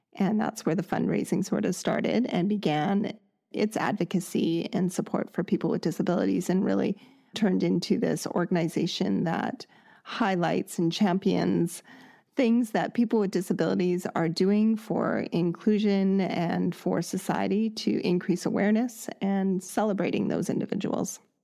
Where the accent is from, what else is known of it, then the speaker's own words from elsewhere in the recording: Canada; born and raised in Canada